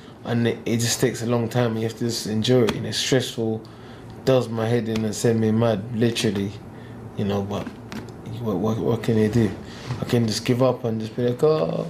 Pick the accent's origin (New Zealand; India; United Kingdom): United Kingdom; I'm British as well